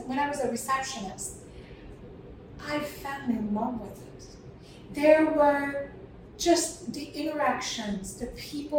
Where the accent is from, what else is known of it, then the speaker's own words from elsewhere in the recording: Hungary; now in United States; So I was born and raised in Hungary